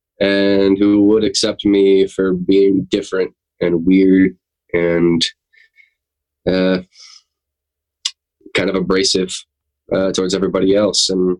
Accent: Jessieville, Arkansas, United States; also born or lived in Norfolk; now in New York, United States; I'm from Jesseville, Arkansas, originally.

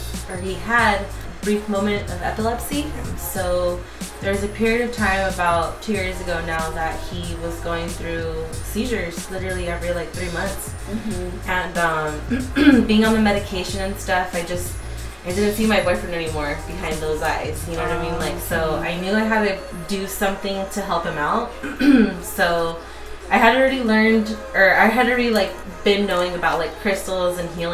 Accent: Chula Vista, California, United States; also born or lived in San Diego, California; I grew up, born and raised in Chula Vista

